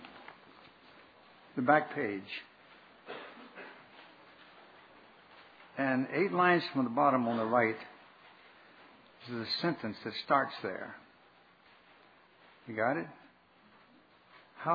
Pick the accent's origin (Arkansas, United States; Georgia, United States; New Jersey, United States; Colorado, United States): Arkansas, United States; I was raised in Arkansas